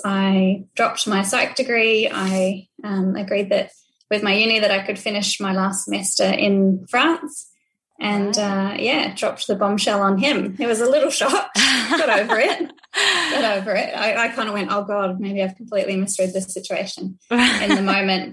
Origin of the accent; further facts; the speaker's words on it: New Zealand; also born or lived in Dunedin, New Zealand; I grew up in New Zealand, born and bred